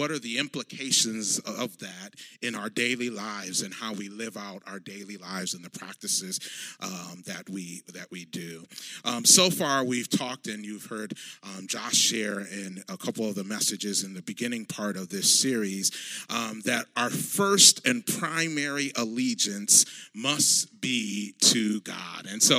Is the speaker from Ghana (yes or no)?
yes; Ghana; those of you who know my home country of Ghana